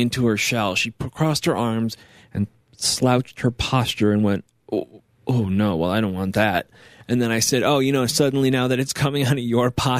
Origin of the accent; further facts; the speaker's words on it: New York, United States; My home state